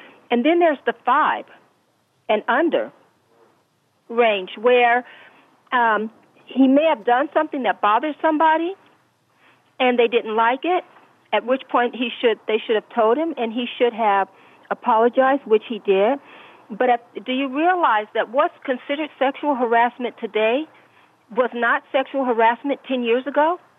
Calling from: Rancho Cucamonga, California, United States; yes, I'm calling from California

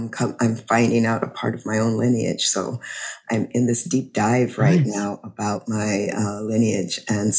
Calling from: Louisiana, United States; I'm calling in from Louisiana.

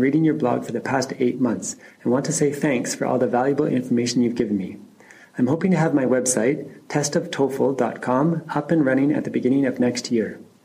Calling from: Japan; I'm calling from Japan

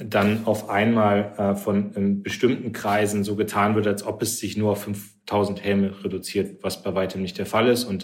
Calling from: Cologne, North Rhine-Westphalia, Germany; ich komme aus Köln

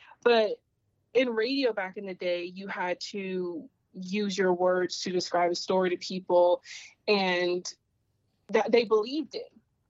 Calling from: Atlanta, Georgia, United States; Oh, obviously, Atlanta, Georgia.

